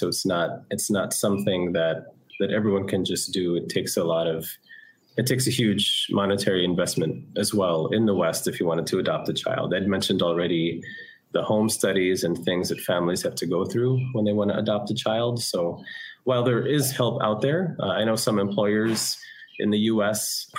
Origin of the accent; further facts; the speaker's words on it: Taal, Calabarzon, Philippines; born there; Well, I am Filipino. I was born here in the Philippines, but not here in Cebu, north of here in Batangas, Taal Batangas.